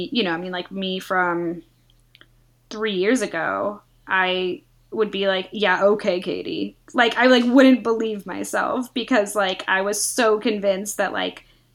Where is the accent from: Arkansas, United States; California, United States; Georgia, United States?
California, United States; the Bay Area; I'm from the Bay Area, very liberal, very open